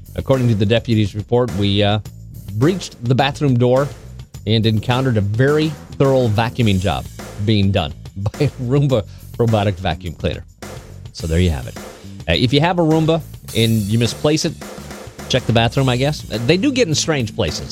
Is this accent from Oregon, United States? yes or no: yes; Oregon, United States; moved away; my home state. Yeah, Oregon